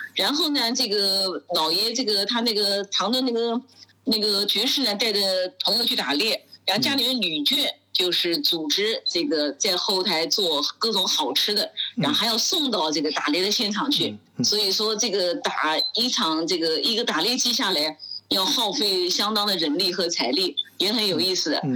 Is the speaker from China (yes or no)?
yes; China; 我就问她为什么我们中国人吃个野生动物闹出这么大动静